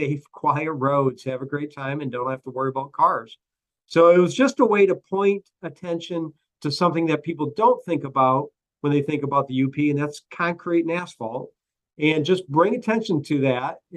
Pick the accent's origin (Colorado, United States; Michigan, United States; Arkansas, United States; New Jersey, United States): Michigan, United States; Manistique; now in Bloomfield Hills, United States; I grew up in Manistique up in the Upper Peninsula in the Banana Belt on the south side of the UP